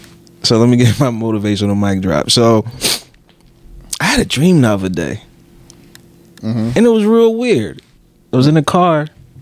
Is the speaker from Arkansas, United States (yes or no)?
no; Philadelphia, Pennsylvania, United States; I'm from Philly, dog.